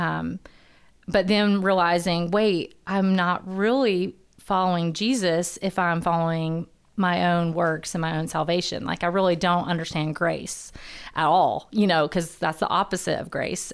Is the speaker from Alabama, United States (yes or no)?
yes; Huntsville, Alabama, United States; born and raised in Huntsville